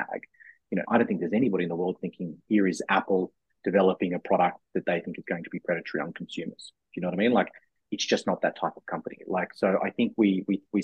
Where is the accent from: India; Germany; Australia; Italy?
Australia; moved away as an adult; now in United States; as an Australian coming to the US 6 years ago.